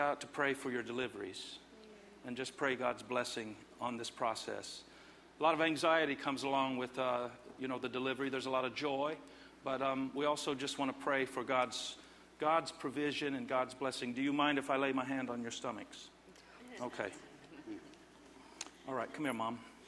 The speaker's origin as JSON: {"language": "English", "region": "Indiana", "country": "United States", "tie": "born or raised there", "said": "Growing up in Indiana, the Midwest"}